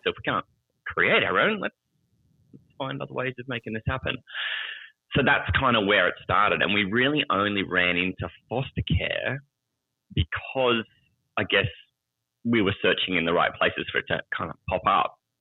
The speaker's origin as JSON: {"language": "English", "country": "Australia", "said": "I'm from Australia. I live in the capital city of Australia is Canberra"}